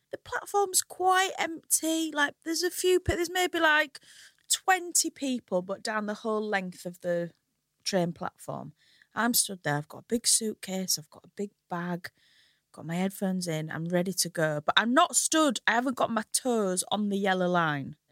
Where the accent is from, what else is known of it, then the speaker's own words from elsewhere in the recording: Hull, Yorkshire and the Humber, United Kingdom; now in London, United Kingdom; I'm from a lovely little place called Hull